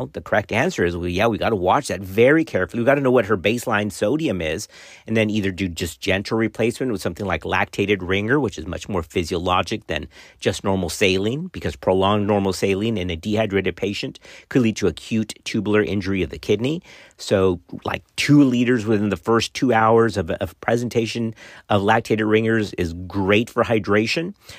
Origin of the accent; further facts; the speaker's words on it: Texas, United States; my home state of Texas